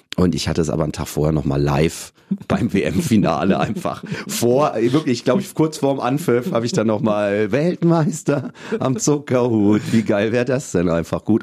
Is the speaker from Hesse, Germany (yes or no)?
yes; Rüdesheim am Rhein, Hesse, Germany; accent: Hessian; also born or lived in Cologne; now in Hamburg, Germany; ich bin in Hessen geboren, im wunderschönen Rheingau, Rüdesheim am Rhein